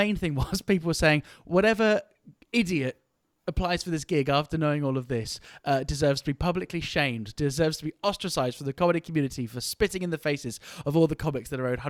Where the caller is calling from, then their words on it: the Cotswolds, South West England, United Kingdom; calling in from the Cotswolds in the United Kingdom.